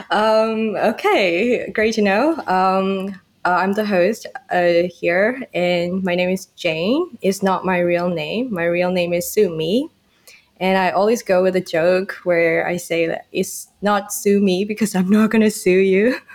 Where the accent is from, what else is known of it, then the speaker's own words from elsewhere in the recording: Myanmar; now in Thailand; I'm from Myanmar, I'm totally I'm totally from a different continent, like way in Southeast Asia.